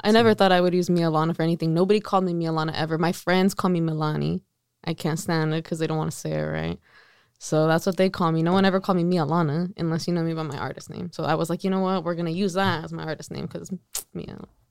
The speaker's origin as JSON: {"language": "English", "town": "Salinas", "region": "California", "country": "United States", "tie": "born or raised there", "also_born_or_lived": "Las Vegas", "said": "it's my hometown"}